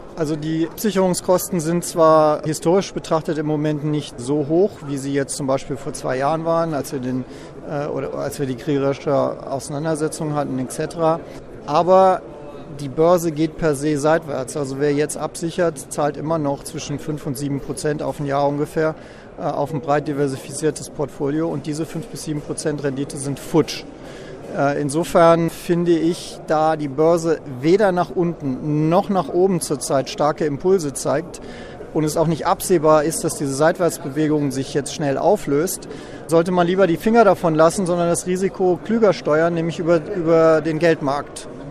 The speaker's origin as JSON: {"language": "German", "country": "Germany", "said": "als Europäer und als Deutscher"}